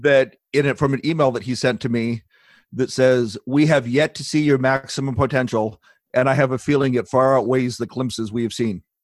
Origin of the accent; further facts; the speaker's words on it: Long Beach, California, United States; moved away as an adult; now in Ozarks, United States; I spent most of my life growing up in Long Beach, California